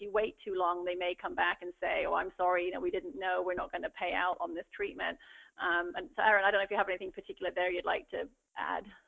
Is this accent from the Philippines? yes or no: no; England, United Kingdom; moved away as an adult; now in United States; I grew up uh, keeping horses in England